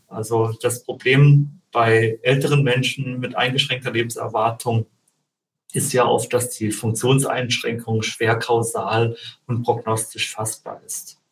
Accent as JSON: {"language": "German", "country": "Germany", "said": "bei uns in Deutschland"}